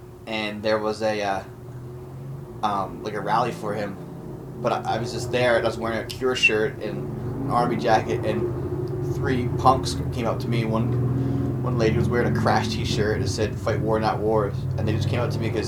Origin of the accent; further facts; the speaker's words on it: Philadelphia, Pennsylvania, United States; also born or lived in Abington, Pennsylvania; Actually, technically, I was born in Abington, which is the bane of my existence, because I lived my entire life in the city of Philadelphia.